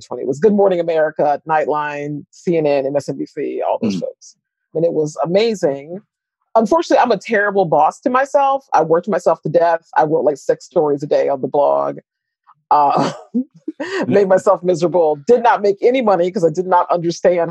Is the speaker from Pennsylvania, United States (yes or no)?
no; St. Louis, Missouri, United States; I was born and raised in St. Louis, Missouri